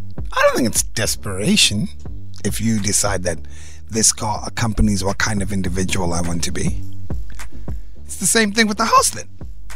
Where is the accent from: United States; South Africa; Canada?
South Africa; Cape Town, Western Cape; I'm from Cape Town. Cape Town cars increase in value.